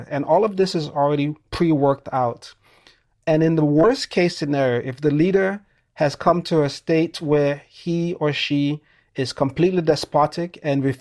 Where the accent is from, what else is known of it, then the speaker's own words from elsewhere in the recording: Sierra Leone; I'm originally from Sierra Leone.